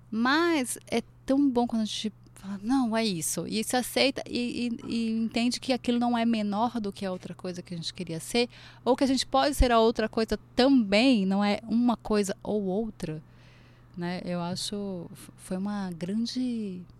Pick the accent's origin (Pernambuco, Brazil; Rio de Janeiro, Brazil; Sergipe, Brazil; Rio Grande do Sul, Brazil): Pernambuco, Brazil; Recife; also born or lived in Brasília; Eu vim de Recife, fui para Brasília